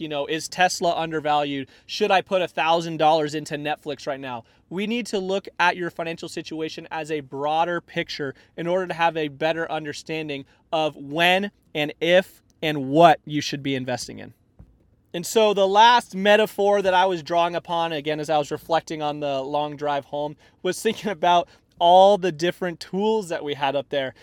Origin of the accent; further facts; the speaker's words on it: Tucson, Arizona, United States; I grew up in Tucson, Arizona